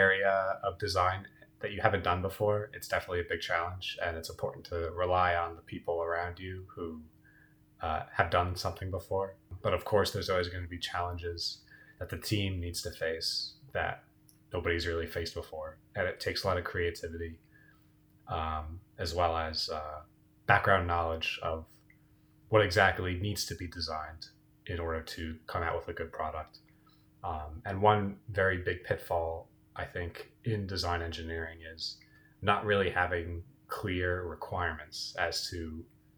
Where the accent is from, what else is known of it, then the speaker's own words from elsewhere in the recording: New Jersey, United States; also born or lived in Pittsburgh; born and raised in New Jersey, like Emma